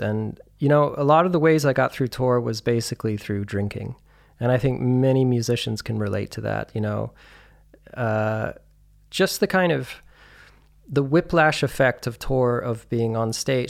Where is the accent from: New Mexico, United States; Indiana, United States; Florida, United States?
New Mexico, United States; Santa Fe; moved away as an adult; also born or lived in Albuquerque, New Mexico / New York; now in Berlin, Germany; I'm originally from New Mexico. Um, I was born in Albuquerque and raised in Santa Fe mostly.